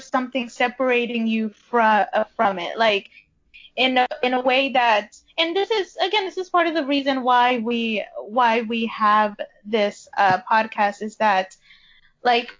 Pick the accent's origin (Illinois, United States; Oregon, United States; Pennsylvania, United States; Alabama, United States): Illinois, United States; Chicago; I was born in Chicago